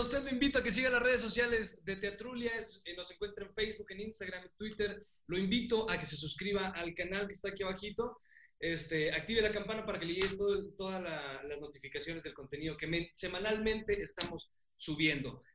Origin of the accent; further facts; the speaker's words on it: Mexico; Somos mexicanos, somos mexicanos